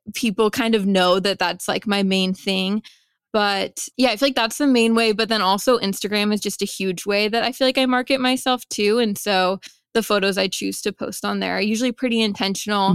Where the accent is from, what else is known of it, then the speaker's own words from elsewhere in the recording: Vancouver, Washington, United States; also born or lived in Seattle, Washington; I am from Vancouver, Washington